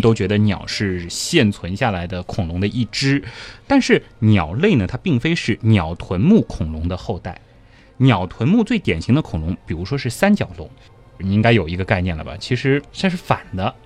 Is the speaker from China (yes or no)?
yes; China; 我们中国人